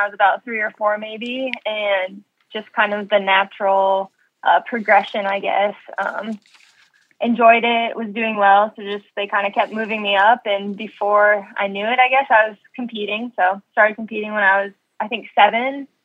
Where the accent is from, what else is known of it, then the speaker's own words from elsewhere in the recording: Ames, Iowa, United States; moved away as an adult; also born or lived in Nebraska; I loved growing up in Ames